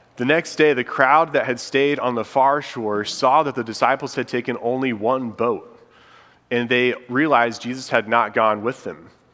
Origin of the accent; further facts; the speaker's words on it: Indiana, United States; moved away as an adult; now in Charlotte, United States; my wife and I, Molly, we're from Indiana and we've been here in Charlotte for about six years now